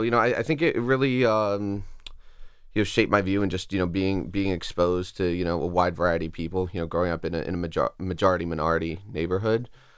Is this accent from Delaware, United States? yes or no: yes; Wilmington, Delaware, United States; I grew up in the Northwest, on the 800 block of West 22nd, so between Franklin and Harrison Streets. The closest landmark are probably Sally's. It was kind of interesting. It was a very, very interesting mix of people, growing up in that part of Wilmington.